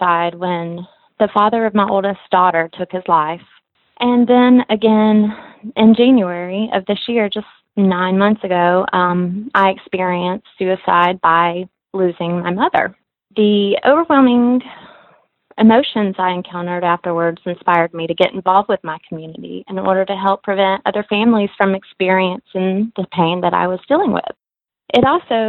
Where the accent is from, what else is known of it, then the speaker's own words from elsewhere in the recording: Cantonment, Florida, United States; also born or lived in Pensacola, Florida; from Pensacola, Florida. I actually grew up in Cantonment, and I currently live in Pensacola